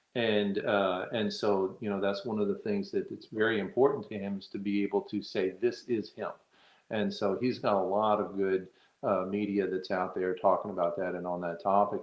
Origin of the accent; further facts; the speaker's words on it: Texas, United States; now in Virginia, United States; I'm from Texas. I live in Virginia